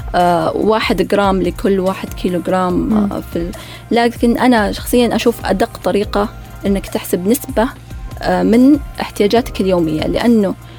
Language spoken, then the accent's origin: Arabic; Saudi Arabia; احنا سعوديين